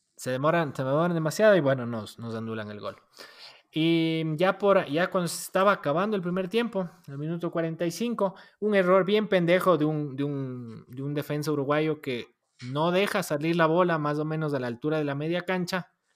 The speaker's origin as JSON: {"language": "Spanish", "country": "Ecuador", "tie": "born or raised there", "said": "gracias por parirme ecuatoriano"}